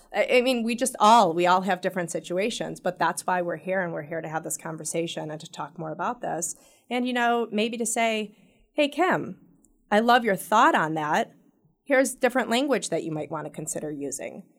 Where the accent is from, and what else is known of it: Royal Oak, Michigan, United States